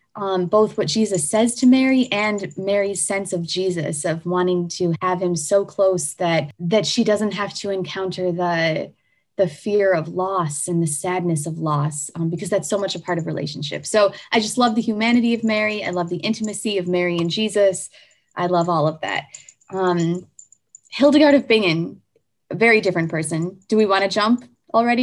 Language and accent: English; United States; I'm an American, so I use